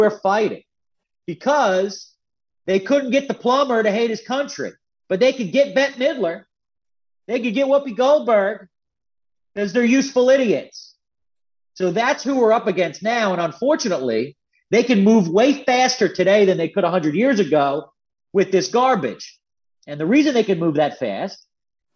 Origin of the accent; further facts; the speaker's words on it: Philadelphia, Pennsylvania, United States; now in Northern Virginia, United States; I'm from Philly originally